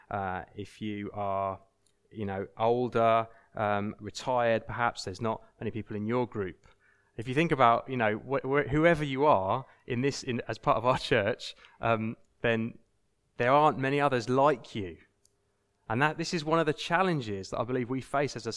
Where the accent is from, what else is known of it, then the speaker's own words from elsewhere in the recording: United Kingdom; we need to submit to each other out of politeness, out of just, you know, we're British, so we're polite